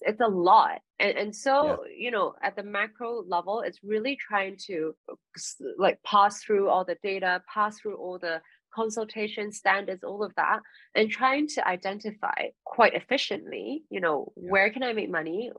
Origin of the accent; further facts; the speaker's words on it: Hong Kong; moved away; I moved back to Hong Kong for personal reasons, I'm from Hong Kong